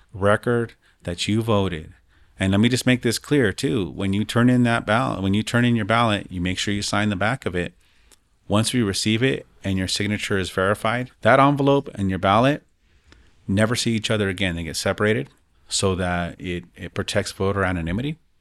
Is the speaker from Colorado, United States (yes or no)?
yes; Denver, Colorado, United States; growing up in the West Side